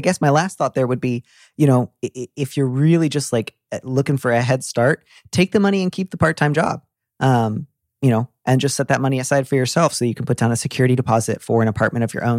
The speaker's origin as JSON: {"language": "English", "region": "California", "country": "United States", "also_born_or_lived": "Midwest", "said": "Yeah, a little bit Southern California and a little bit the Midwest."}